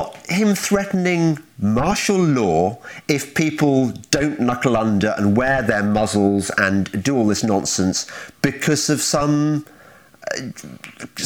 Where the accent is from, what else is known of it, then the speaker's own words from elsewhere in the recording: Midlands, United Kingdom; I'm from the Midlands too